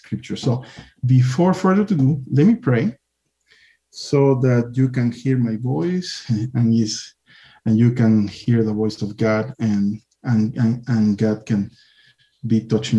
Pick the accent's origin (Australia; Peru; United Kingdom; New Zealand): Peru; I come from Peru. In Peru, we have the amen, hallelujah, after a prayer